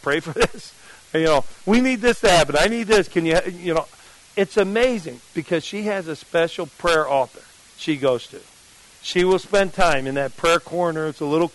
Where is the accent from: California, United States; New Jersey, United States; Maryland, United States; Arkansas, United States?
New Jersey, United States; I'm from New Jersey